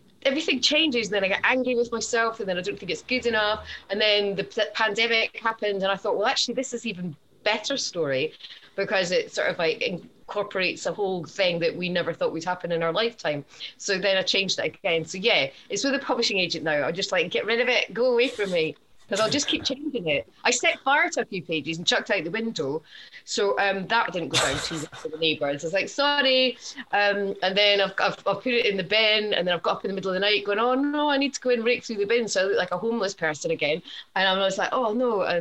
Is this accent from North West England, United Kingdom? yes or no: no; Scotland, United Kingdom; now in England; I'm Scottish